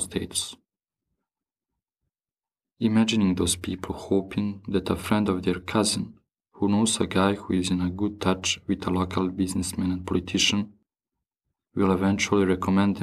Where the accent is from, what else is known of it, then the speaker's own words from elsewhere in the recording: Bosnia & Herzegovina; also born or lived in Paris, France; now in Brussels, Belgium; I grew up in Bosnia and Herzegovina and live and work in Brussels now